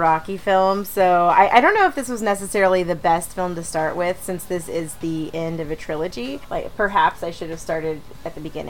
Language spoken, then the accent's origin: English; Texas, United States; moved away as an adult; now in Los Angeles, United States; I'm from Texas. I live in Los Angeles now. I've been here about 9 years.